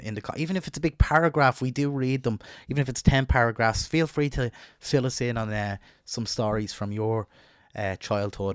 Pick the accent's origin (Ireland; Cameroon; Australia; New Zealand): Ireland; Dublin, Leinster; where I grew up in North Dublin